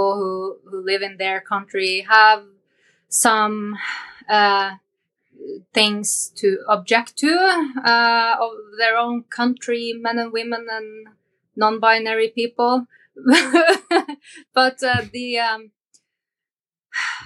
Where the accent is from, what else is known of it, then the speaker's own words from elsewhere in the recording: Northern Norway, Norway; I was born in North Norway, above the Arctic Circle